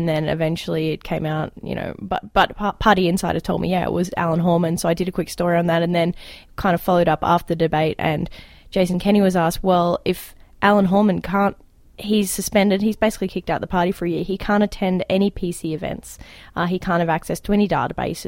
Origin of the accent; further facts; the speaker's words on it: Australia; now in Alberta, Canada; as an Australian